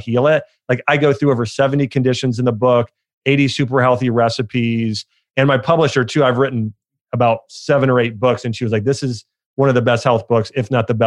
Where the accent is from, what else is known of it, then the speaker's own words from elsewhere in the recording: Ohio, United States; my dad and I go to a Ohio State football game every year because we grew up in Ohio